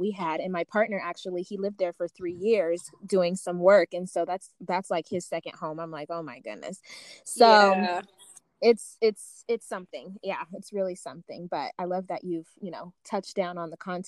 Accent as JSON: {"language": "English", "country": "United States", "tie": "born or raised there", "also_born_or_lived": "Uganda", "said": "I was born there, but I grew up in the States and hadn't been back until I went back at 24."}